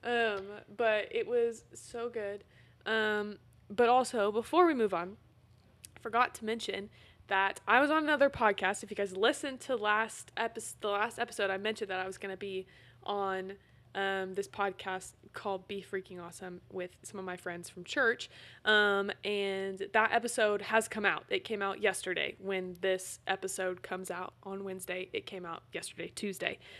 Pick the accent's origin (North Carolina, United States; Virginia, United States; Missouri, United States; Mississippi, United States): Missouri, United States; Carthage; in my hometown